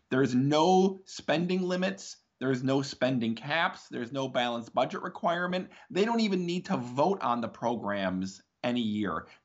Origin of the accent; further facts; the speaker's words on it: Wisconsin, United States; moved away as an adult; now in Washington, D.C., United States; I'm from Wisconsin in the Midwest of the United States. Um, I've lived in Washington, D.C. for about 21 years.